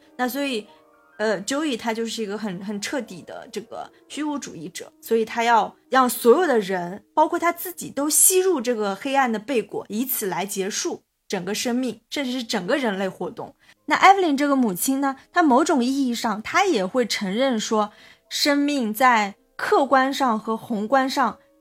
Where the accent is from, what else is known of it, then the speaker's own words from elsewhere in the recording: China; 杨就是我们中国人姓杨的那个杨